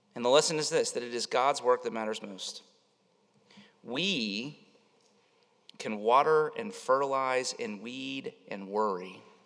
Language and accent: English; Winter Haven, Florida, United States; I lived, I grew up around Lake Eloise